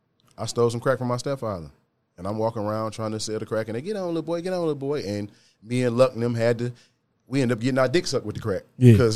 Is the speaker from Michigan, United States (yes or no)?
yes; Detroit, Michigan, United States; I'm from Detroit, Michigan. I grew up in 48204, Beachwood area.